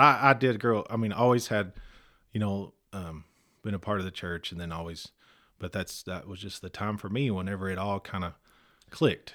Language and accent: English; Texas, United States; also born or lived in Muleshoe, Texas / Rockwall, Texas / Lazbuddie, Texas; I grew up in Millshew, Texas. Uh, went to, um, high school in Las Buddy.